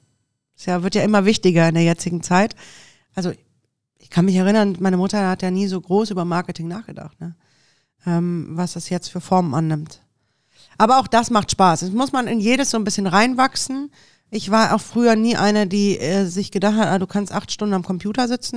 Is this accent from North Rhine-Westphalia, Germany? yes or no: yes; Düsseldorf, North Rhine-Westphalia, Germany; also born or lived in Deidesheim / Munich / Sylt; als echte Düsseldorferin da zu leben